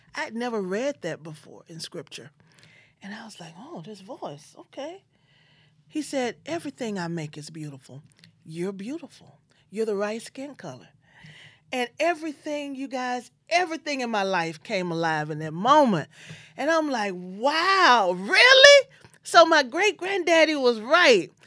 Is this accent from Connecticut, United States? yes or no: no; Memphis, Tennessee, United States; I'm from Memphis, Tennessee